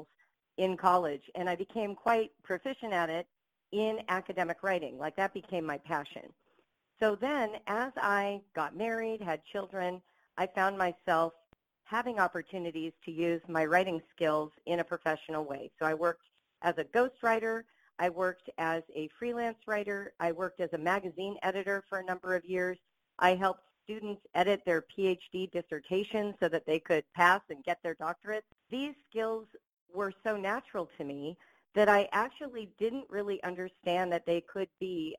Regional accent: Los Angeles, California, United States; I grew up in Los Angeles.

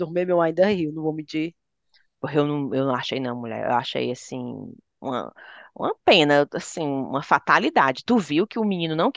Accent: Fortaleza, Ceará, Brazil; E a gente, como fortalezense, é?

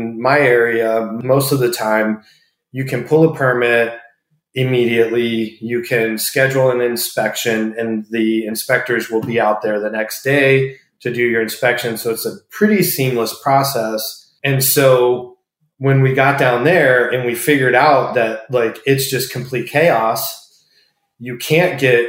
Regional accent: Tampa, Florida, United States; also born or lived in Buffalo, New York; Born and raised in Tampa.

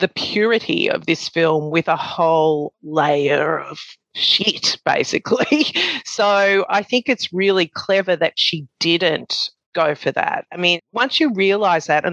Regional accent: Australia; being an Australian, being brought up

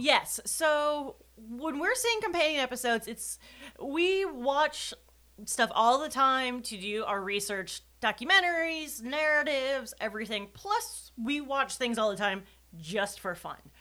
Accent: Wisconsin, United States; I am from Wisconsin

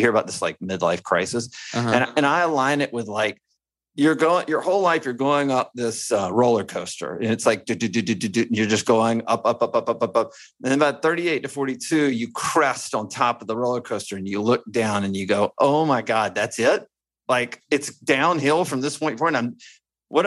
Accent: Alabama, United States; I'm from Alabama and I went to the University of Alabama

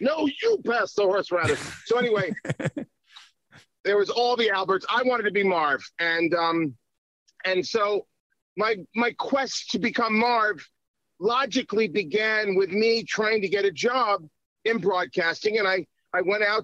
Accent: Long Island, New York, United States; also born or lived in Miami Beach, Florida; now in Florida, United States; my whole life growing up in New York, which is where I grew up in Long Island first

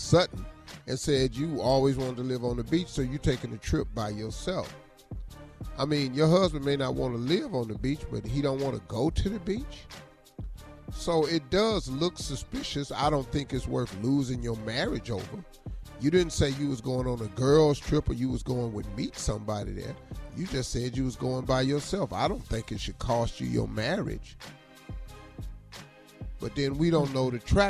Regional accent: Ohio, United States; I'm from Ohio

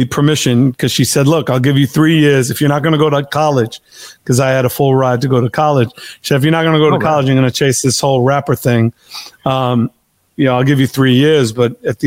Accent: New York City, New York, United States; I'm from Queens

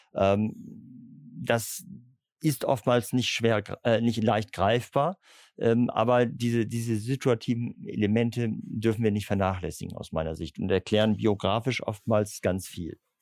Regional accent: Bremen, Germany; Ich bin ungewöhnlicherweise als Bremer ähm, katholisch

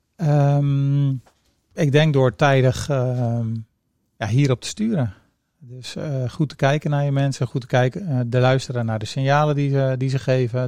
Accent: Rotterdam, South Holland, Netherlands; also born or lived in Zeeland; Ik ben geboren in Zeeland, groot geworden in Rotterdam

